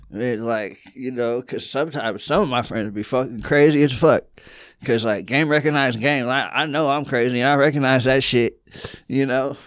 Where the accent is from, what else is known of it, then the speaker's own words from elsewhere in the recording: California, United States; also born or lived in Georgia; I'm from California